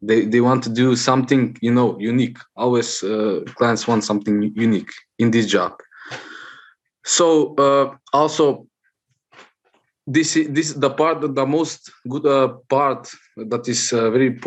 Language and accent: English; North Macedonia; from Macedonia, Southeast Europe.